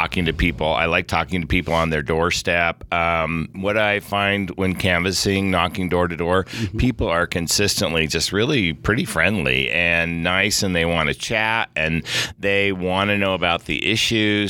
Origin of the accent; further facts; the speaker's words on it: California, United States; moved away as an adult; now in Salt Lake City, United States; I was born in California